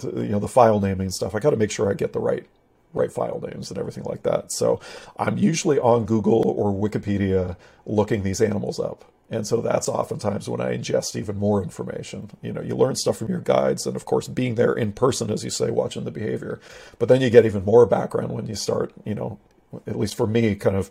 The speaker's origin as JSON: {"language": "English", "region": "Pacific Northwest", "country": "United States", "tie": "born or raised there", "said": "growing up in the Pacific Northwest, my dad was a little bit of a sort of an amateur mountaineer"}